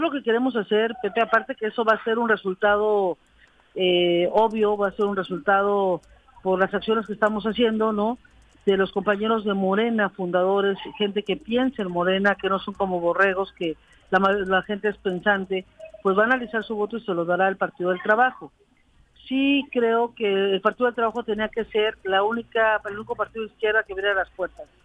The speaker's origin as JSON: {"language": "Spanish", "town": "Cuernavaca", "region": "Morelos", "country": "Mexico", "said": "yo soy de Cuernavaca"}